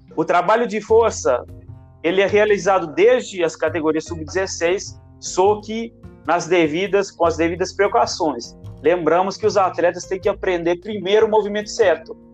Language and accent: Portuguese; Italy; moved away as an adult; now in Brazil; eu sou italiano. Eu fui atleta lá na Itália, formei educação física na Itália